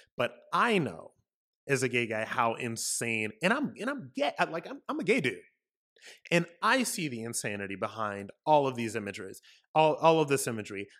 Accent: United States; also born or lived in Florida; as an American, as somebody living in Florida

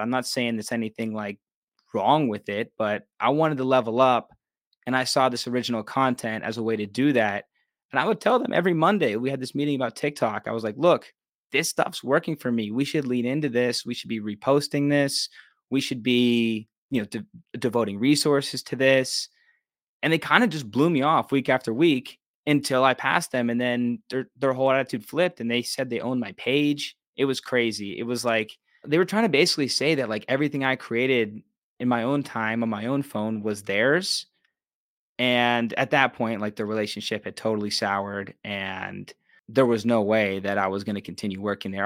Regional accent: Pittsburgh, Pennsylvania, United States; moved away as an adult; also born or lived in Los Angeles; And I just love Pittsburgh. This is my hometown.

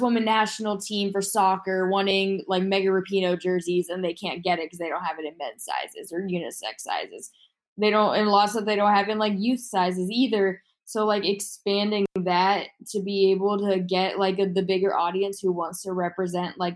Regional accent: Houston, Texas, United States; moved away as an adult; now in Missouri, United States; I'm from Houston.

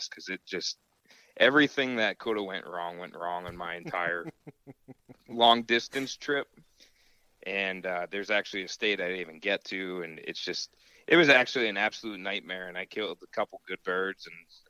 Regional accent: Pennsylvania, United States; my home state in Pennsylvania

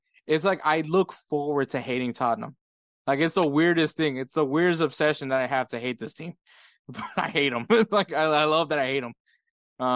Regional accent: Houston, Texas, United States; also born or lived in Los Angeles, California / El Salvador (family); when I was 11 months old, I moved to Texas. I moved to Houston

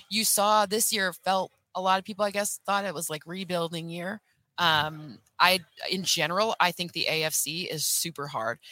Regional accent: Michigan, United States; I'm from Michigan

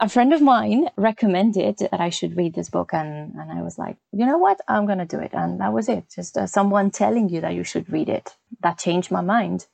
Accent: Santander, Cantabria, Spain; English is a second language; moved away as an adult; also born or lived in London; now in Navarre, Spain; back in my hometown in Santander

